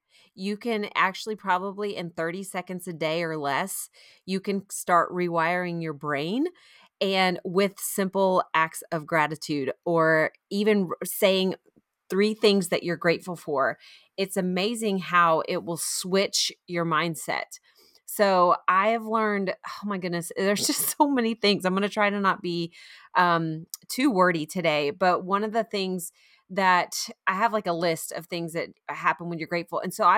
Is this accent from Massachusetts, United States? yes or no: no; Florida, United States; now in South Carolina, United States; I grew up in Florida and so I know that helps a lot.